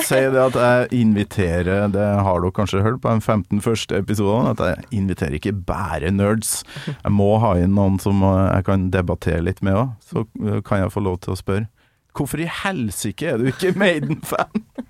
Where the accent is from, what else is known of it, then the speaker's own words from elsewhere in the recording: Kolvereid, Trøndelag, Norway; also born or lived in Namsos; nord for Namsos, Kolvereid, men jeg bodde jo i Namsos